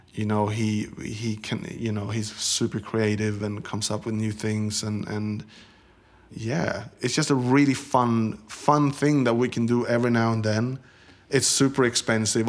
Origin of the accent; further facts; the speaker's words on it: Sweden; moved away as an adult; Growing up in Sweden in the seventies and eighties